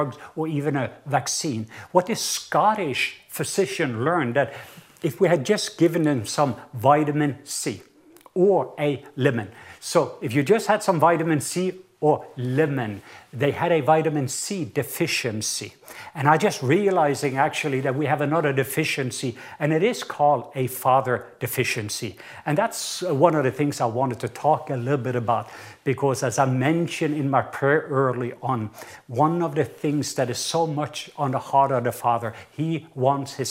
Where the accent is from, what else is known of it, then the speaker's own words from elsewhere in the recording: Southern Norway, Norway; accent: southern Norwegian; English is a second language; moved away; And the reason is, I am from the south part of Norway